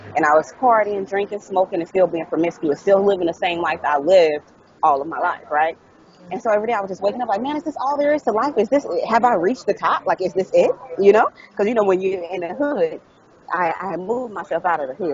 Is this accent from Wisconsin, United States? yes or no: no; Dayton, Ohio, United States; moved away as an adult; also born or lived in Dallas, Texas / Hollywood, California; I'm from Dayton, Ohio, and I, I I lived there for the first 29 years of my life